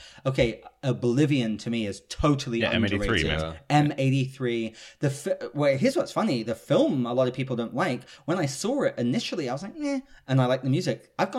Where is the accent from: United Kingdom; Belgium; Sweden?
United Kingdom; I'm British